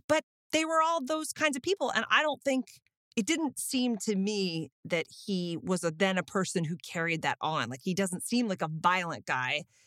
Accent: Austin, Texas, United States; I'm from Austin

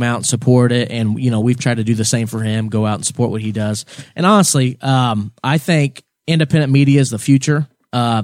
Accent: Morristown, Indiana, United States; my hometown

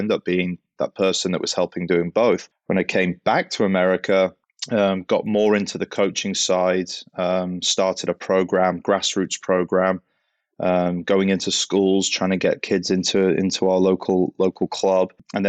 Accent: Southport, North West England, United Kingdom; Yeah, well, obviously not American. I'm English. Grew up in Southport, close to Liverpool.

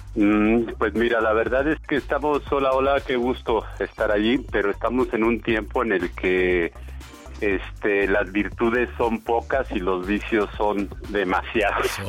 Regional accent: Mexico; nosotros como mexicanos

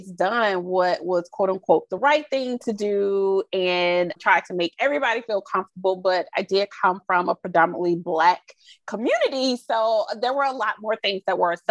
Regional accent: the South, United States; Again, I'm from the Bible Belt South.

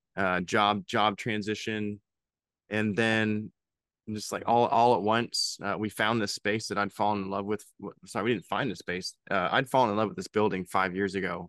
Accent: Pennsylvania, United States; now in Louisville, United States; I'm originally from Pennsylvania

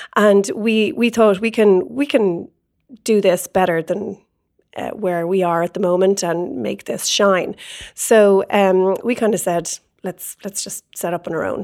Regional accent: Ireland; moved away as an adult; now in San Francisco, United States; being Irish, you have a lot of Irish contacts

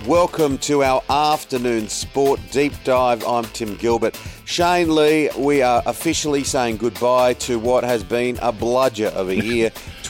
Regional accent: Guildford, New South Wales, Australia; It was a bit of a soundtrack of my childhood growing up in Guildford with six kids and mum and dad, and we'd wander up the hill.

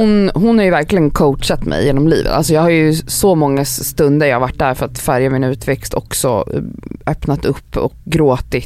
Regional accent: Stockholm, Stockholm County, Sweden; now in Stockholm, Sweden; när jag växte upp i Farsta

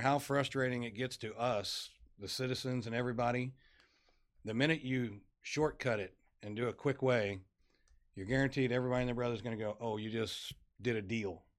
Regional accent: Farmington, Missouri, United States; moved away as an adult; now in Dickinson, United States; I'm originally from Southeast Missouri, a little town called Farmington.

